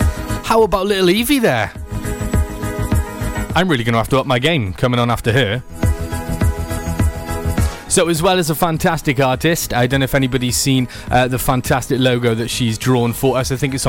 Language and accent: English; Wales, United Kingdom; Because we're from Wales and it's always raining.